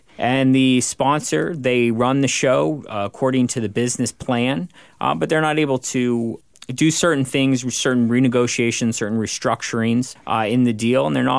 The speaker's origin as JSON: {"language": "English", "town": "Everett", "region": "Washington", "country": "United States", "tie": "born or raised there", "lives_now": "Bellevue, United States", "said": "I was born and raised here in Everett, now live in Bellevue"}